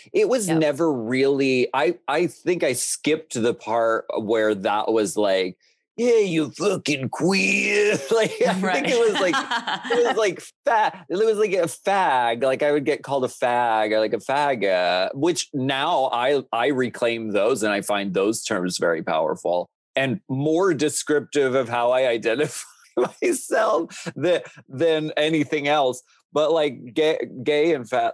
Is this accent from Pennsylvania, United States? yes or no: yes; Erie, Pennsylvania, United States; moved away; I grew up in Erie, Pennsylvania